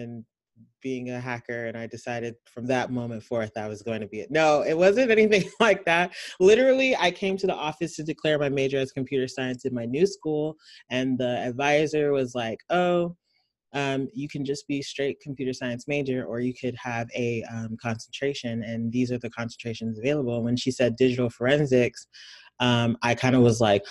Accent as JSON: {"language": "English", "town": "Houston", "region": "Texas", "country": "United States", "tie": "born or raised there", "also_born_or_lived": "Nigeria", "said": "I'm from Houston, Texas"}